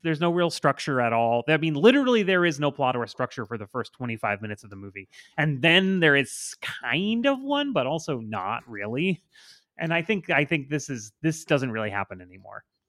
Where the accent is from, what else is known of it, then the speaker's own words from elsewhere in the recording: Port St. Lucie, Florida, United States; moved to my hometown